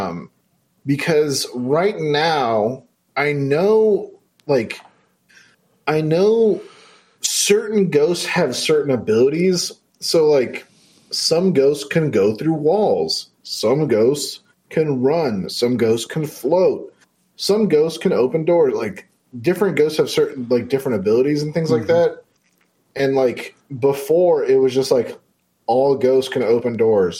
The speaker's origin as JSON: {"language": "English", "region": "California", "country": "United States", "said": "I'm from California"}